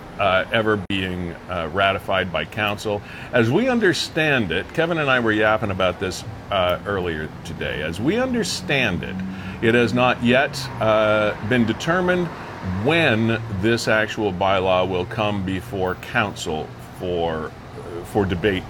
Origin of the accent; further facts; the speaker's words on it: Niagara Falls, Ontario, Canada; I was born in Niagara Falls.